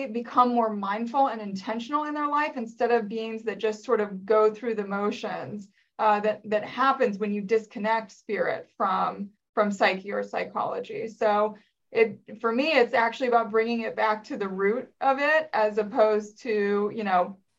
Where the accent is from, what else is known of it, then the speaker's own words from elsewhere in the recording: Northern Virginia, United States; I grew up in the Northern Virginia area, just outside of DC.